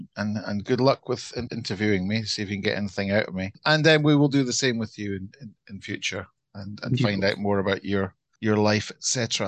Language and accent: English; Glasgow, Scotland, United Kingdom; accent: Scottish; also born or lived in London; I have a Scottish accent, and it's not affected. It's a real one, although. So I come from Glasgow, which is a large post-industrial city in the west of Scotland, the biggest city in Scotland.